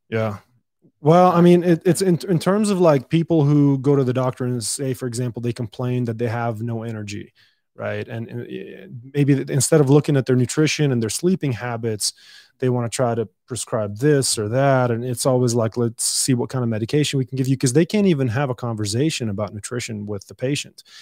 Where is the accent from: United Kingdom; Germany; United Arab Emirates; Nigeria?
United Arab Emirates; Dubai; now in El Paso, United States; I was born and raised in Dubai